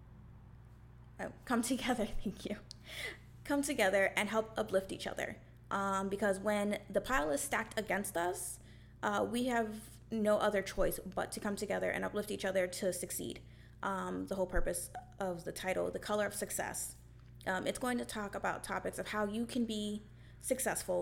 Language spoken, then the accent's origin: English; Marlboro, New York, United States; I grew up in Marlboro, New York, which was a predominantly white school